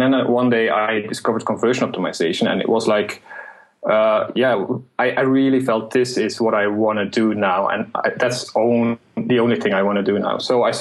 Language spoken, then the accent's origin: English; Belgium; moved away as an adult; now in Malta; I'm from Belgium originally